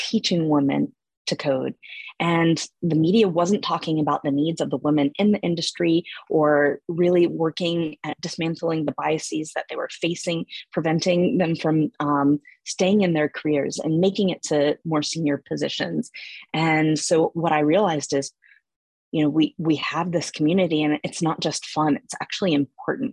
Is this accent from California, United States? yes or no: no; Atlanta, Georgia, United States; moved away as an adult; also born or lived in Germany; I'm originally from Atlanta.